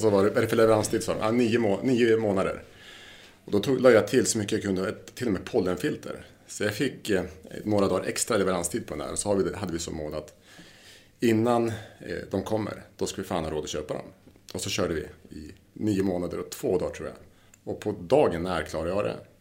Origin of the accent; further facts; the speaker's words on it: southern Lapland, Sweden; moved away; vi kommer från Lappland, i södra Lappland.